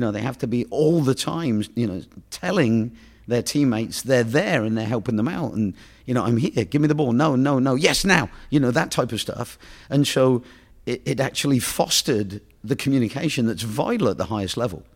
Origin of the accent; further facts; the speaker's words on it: England, United Kingdom; moved away; being as I'm from England